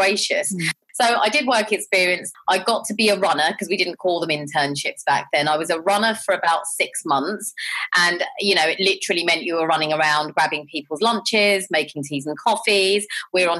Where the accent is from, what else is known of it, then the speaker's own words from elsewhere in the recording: London, United Kingdom; I grew up in Southall and Harlesden